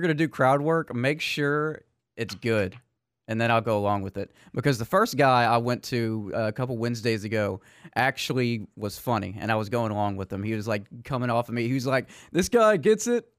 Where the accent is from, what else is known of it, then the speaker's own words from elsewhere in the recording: Metairie, Louisiana, United States; I'm from Metairie